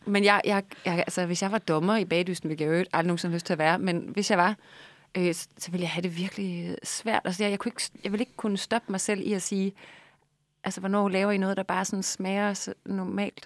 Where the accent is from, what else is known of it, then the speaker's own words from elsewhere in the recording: Vejle, Southern Denmark, Denmark; Jeg er fra Vejle